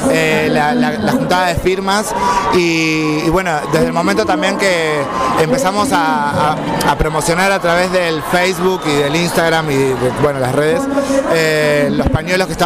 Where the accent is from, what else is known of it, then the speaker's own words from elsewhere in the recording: Uruguay; somos uruguayos